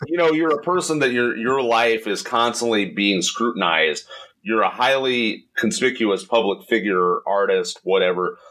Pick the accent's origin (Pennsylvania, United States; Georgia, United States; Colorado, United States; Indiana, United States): Indiana, United States; moved away; I'm from Indiana